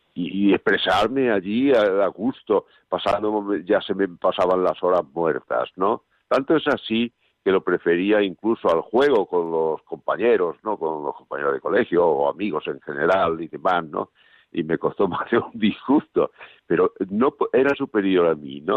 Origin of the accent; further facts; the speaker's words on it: Monesterio, Extremadura, Spain; moved away; yo soy extremeño, claro, yo nací en Monesterio, Badajoz